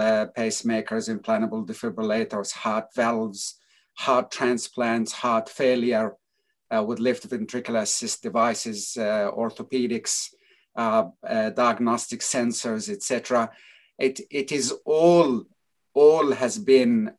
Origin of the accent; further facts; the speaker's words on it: United States; moved away as an adult; now in Australia; I grew up actually in the United States for 22 years in New York and New Jersey area.